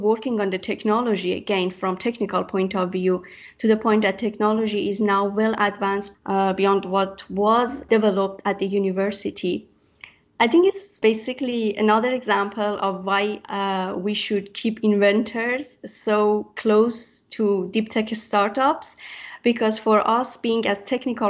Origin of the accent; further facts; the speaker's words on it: Iran; moved away as an adult; now in Australia; I'm from Iran and I migrated to Australia to do my PhD at UNSW